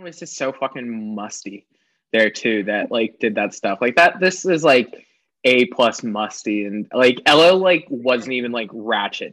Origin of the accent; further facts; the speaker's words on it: the South, United States; growing up in the South